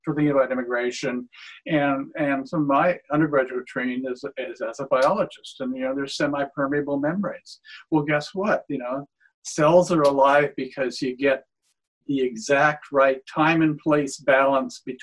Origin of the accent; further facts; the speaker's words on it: Washington, United States; I come from Washington State, where immigration has been almost entirely a positive force.